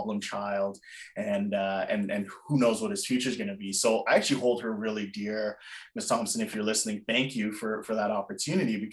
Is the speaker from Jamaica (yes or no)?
yes; Jamaica; moved away; I wasn't born in North America. I was born in Jamaica.